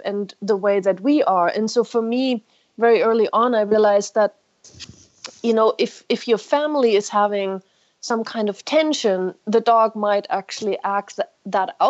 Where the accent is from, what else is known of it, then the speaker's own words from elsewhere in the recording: Germany; moved away; I grew up in Germany, but in the streets there